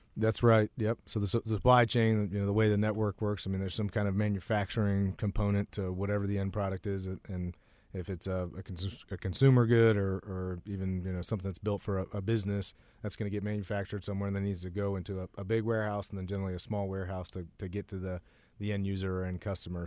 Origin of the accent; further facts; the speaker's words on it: Warrenton, Virginia, United States; moved away; I'm originally from Warrenton, Virginia, which is a, a small town that today is probably, uh, considered a, a suburb of D C, but when I was growing up, it was a little bit more rural.